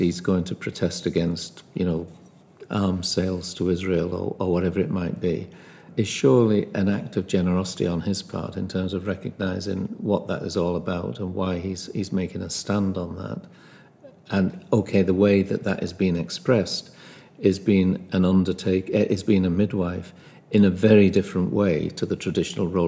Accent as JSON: {"language": "English", "town": "Liverpool", "region": "North West England", "country": "United Kingdom", "said": "I'm from Liverpool"}